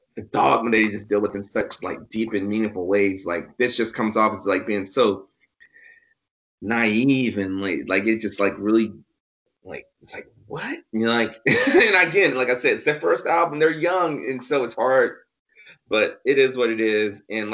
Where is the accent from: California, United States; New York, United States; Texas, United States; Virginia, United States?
Virginia, United States; I grew up in the South. I'll mention this a couple times. I grew up in Virginia South.